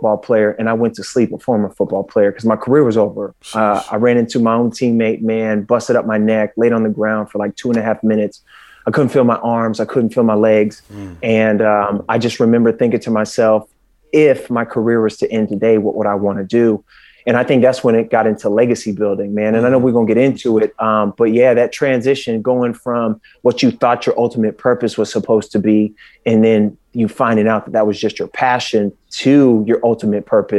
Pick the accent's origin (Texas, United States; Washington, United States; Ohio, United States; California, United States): California, United States; Northern; moved away as an adult; also born or lived in Los Angeles / Jacksonville; I'm originally from Northern California. I'm from that 707, that E40.